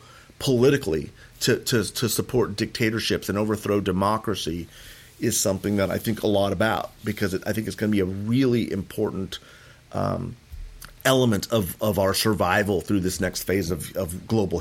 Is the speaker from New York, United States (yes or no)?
no; Moorpark, California, United States; I grew up in Moorpark. I grew up in Ventura County